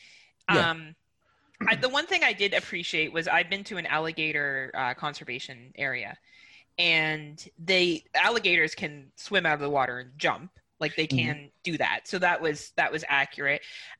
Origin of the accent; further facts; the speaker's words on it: Canada; Like, it's just not something that I would do as a Canadian. And for me to go find mooses, it's about a 2.5 hour drive up north and I could run into some.